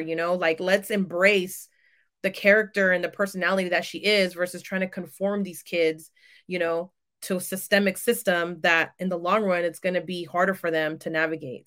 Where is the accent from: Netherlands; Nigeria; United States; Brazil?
United States; San Francisco Bay Area, California; I am from the San Francisco Bay Area